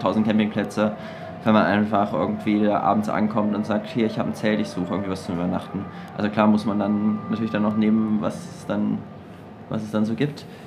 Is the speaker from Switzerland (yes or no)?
no; Germany; als Deutscher